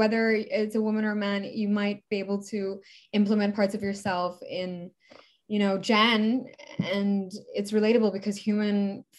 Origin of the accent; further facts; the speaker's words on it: Canada; also born or lived in Middle East; Well, I'm Canadian. I was born with I'm Canadian. My mom's Canadian.